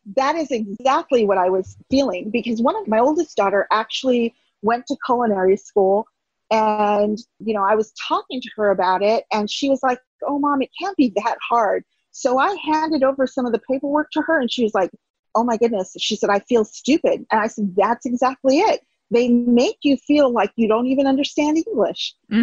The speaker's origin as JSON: {"language": "English", "region": "California", "country": "United States", "moved": "as an adult", "lives_now": "Wonder Lake, United States", "said": "I'm from California originally, and that's where we lived at the time"}